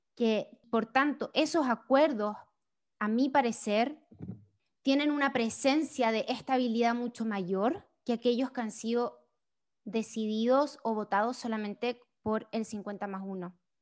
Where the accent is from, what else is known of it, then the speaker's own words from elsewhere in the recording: Chile; moved away as an adult; now in United States; soy chilena, vivo en Estados Unidos hace casi cinco años